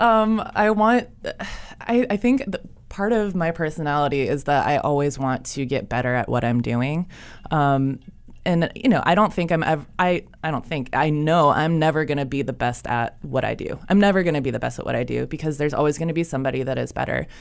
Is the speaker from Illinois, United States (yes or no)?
no; Ohio, United States; moved away as an adult; now in Charlotte, United States; I'm not from here originally. Um, I'm from Ohio.